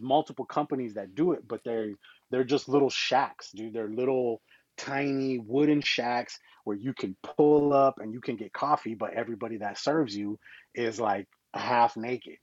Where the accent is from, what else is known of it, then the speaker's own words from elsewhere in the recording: Arizona, United States; we're from Arizona